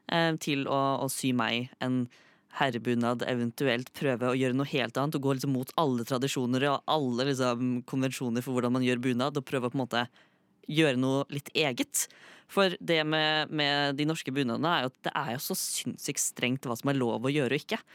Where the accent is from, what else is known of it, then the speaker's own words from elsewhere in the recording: Fredrikstad, Østfold, Norway; moved away as an adult; now in Oslo, Norway; jeg har jo blitt født og vokst opp i Fredrikstad. Bodde der i 18 år.